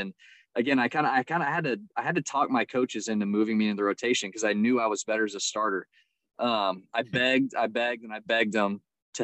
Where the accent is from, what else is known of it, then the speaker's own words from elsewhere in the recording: San Antonio, Texas, United States; also born or lived in Louisiana; I'm from San Antonio. That's where I'm at right now. I grew up here in San Antonio, Texas